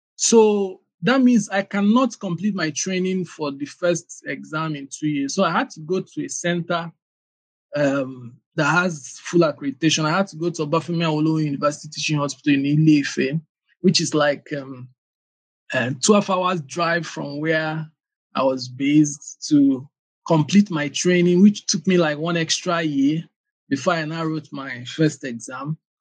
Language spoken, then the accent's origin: English; Aba, Abia, Nigeria; also born or lived in Anambra State; I was born in Aba. It's a commercial city in Abia State, one of the eastern states in Nigeria